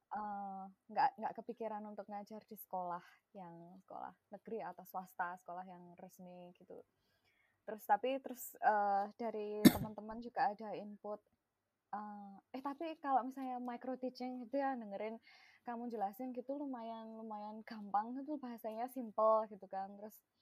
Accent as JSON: {"language": "Indonesian", "town": "Klaten", "region": "Central Java", "country": "Indonesia", "tie": "born or raised there", "first_language": "Javanese", "second_language": "Indonesian", "moved": "as an adult", "lives_now": "United States", "said": "aku lahir dan besar di Langwetan"}